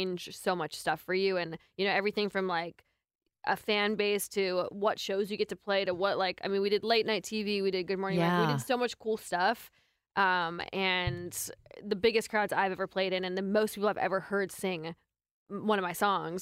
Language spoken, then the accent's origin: English; Medicine Hat, Alberta, Canada; also born or lived in Vancouver, British Columbia; now in Nashville, United States; I'm from Medicine Hat